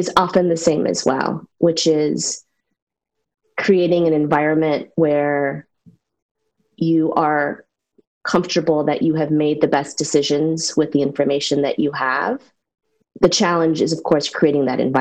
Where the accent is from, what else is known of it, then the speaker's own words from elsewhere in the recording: central New York, United States; now in Chevy Chase, Maryland, United States; I was born and raised in a small rural town in central New York